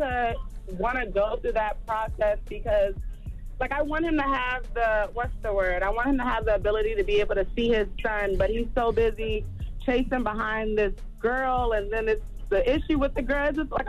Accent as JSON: {"language": "English", "town": "Charleston", "region": "South Carolina", "country": "United States", "said": "I'm from Charleston, too, by the way, so shout out."}